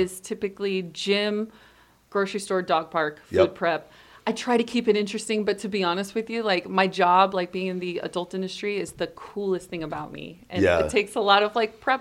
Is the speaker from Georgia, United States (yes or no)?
no; Long Beach, California, United States; also born or lived in Orange County, California; I'm from Long Beach, California